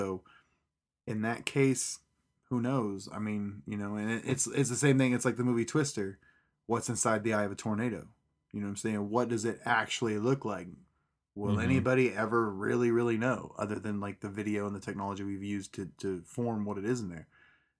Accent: Pratt, Kansas, United States; also born or lived in California; when I was a young... spry little child, we moved from California to Kansas. Kansas was a very big culture shock to me. We went to a small country type town, small little town in Pratt, Sawyer, Kansas.

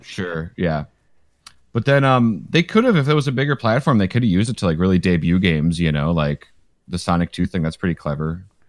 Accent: Michigan, United States; I grew up in Michigan

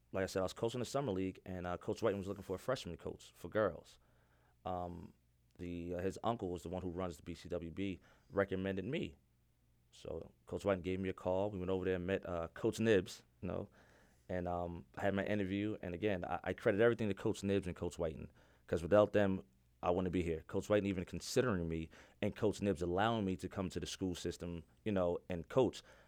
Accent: New York City, New York, United States; also born or lived in Yonkers, New York; born and raised in the Bronx

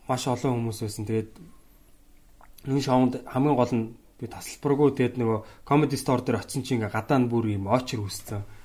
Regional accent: Mongolia; би ингээд Монголоос ирсэн юм аа комеди хийдэг те.

